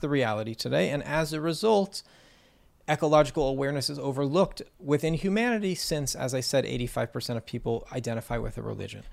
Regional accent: California, United States; I grew up in California

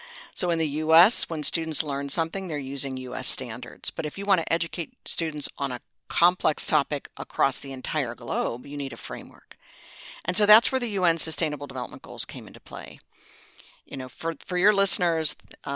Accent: Pittsburgh, Pennsylvania, United States; now in Virginia, United States; I grew up in Pittsburgh, and there were just people in my neighborhood who just weren't expected to go to college

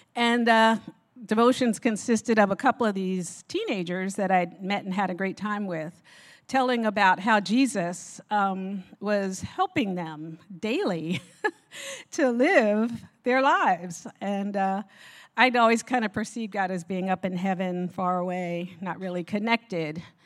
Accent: Newark, New Jersey, United States; I was born and raised in Newark, New Jersey

